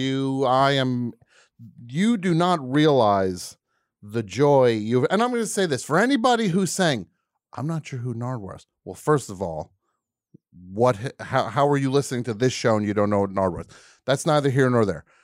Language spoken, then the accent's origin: English; New Jersey, United States; I am from New Jersey.